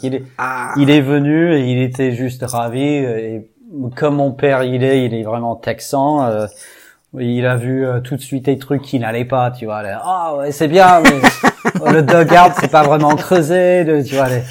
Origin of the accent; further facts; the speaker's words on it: Houston, Texas, United States; French is a second language; moved away as an adult; now in Brittany, France; j'ai grandi au Texas, à Houston. Donc, en fait, ça, fait que sept ans que je suis en Bretagne